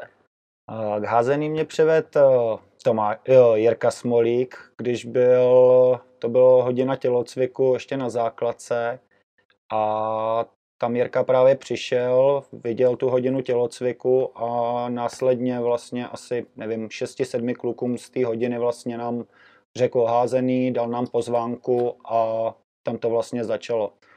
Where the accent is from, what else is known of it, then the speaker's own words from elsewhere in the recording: Jičín, Hradec Králové Region, Czechia; moved away as an adult; also born or lived in Prague; now in Stará Boleslav, Czechia; první rok jsem dojížděl z Jíčína do Prahy na, do školy